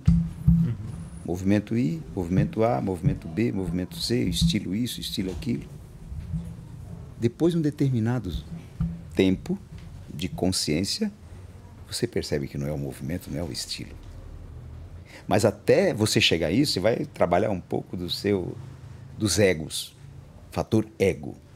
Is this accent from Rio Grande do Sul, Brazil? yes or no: no; Alagoas, Brazil; Eu sou de Alagoas. É, eu é, saí com quatro anos.